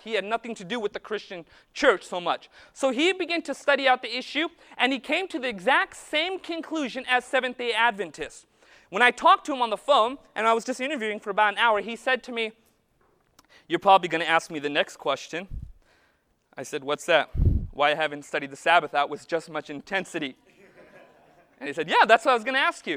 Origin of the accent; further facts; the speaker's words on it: Modesto, California, United States; I'm from Modesto